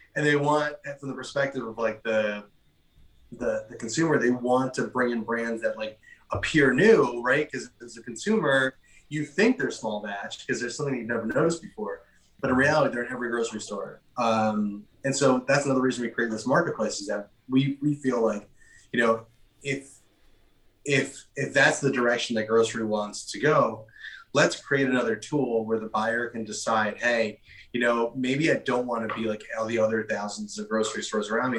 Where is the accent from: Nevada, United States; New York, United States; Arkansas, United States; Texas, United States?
New York, United States; I'm originally from New York. I, am born and raised here